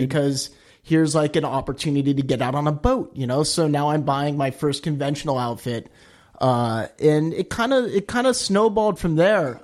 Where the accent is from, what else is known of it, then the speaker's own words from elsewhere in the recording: Palos Verdes, California, United States; also born or lived in New Hampshire; I grew up in Palos Verdes, kind of at the top of the hill there